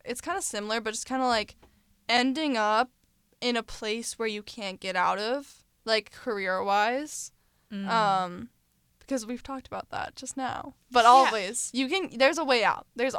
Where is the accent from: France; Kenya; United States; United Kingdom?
United States; Seattle, Washington; My, like, place I take them in my hometown is Easy Street Rick.